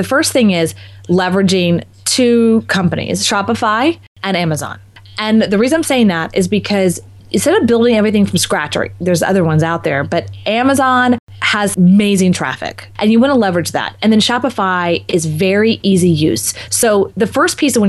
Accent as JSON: {"language": "English", "region": "Texas", "country": "United States", "also_born_or_lived": "Marco Island, Florida", "moved": "yes", "said": "I'm also from Texas. So it was kind of coming home as well."}